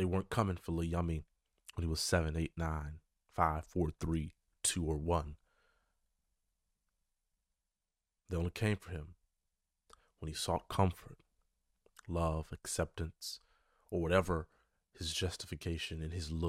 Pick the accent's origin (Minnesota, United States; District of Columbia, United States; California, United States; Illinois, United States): Illinois, United States; Chicago; my city, my hometown, Chicago